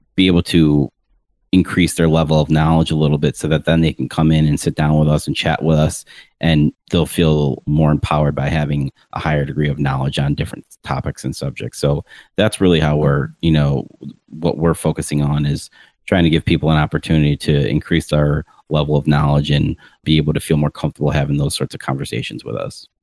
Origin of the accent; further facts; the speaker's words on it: Rochester, New York, United States; also born or lived in Tampa Bay, Florida; now in Tampa, United States; Rochester, New York, moved to Tampa Bay in 2003